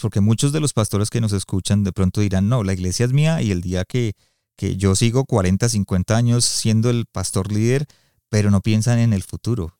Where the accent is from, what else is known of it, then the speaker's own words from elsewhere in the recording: Colombia; now in Calgary, Canada; yo soy colombiano